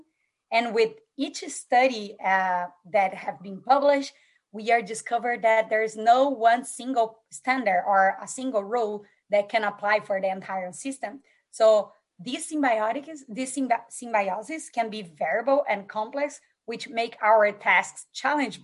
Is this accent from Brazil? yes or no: yes; Brazil; moved away; I grew up in Brazil, as I'm Brazilian